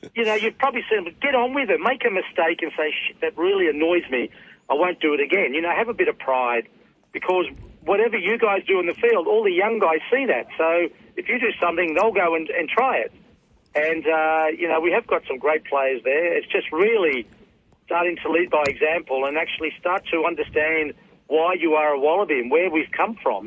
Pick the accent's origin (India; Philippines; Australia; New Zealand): Australia; I was a ball boy, so that was part of growing up in Australia